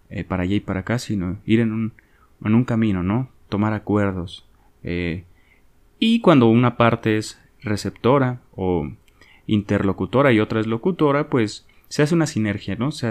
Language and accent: Spanish; Mexico; Yo soy de México, no sé en Latinoamérica, pero en mi país se lee muy poquito, ¿no?